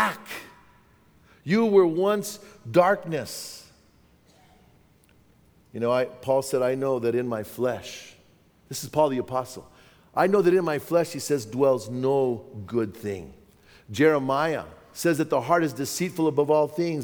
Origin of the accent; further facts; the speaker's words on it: Bernalillo, New Mexico, United States; my hometown of Bernalillo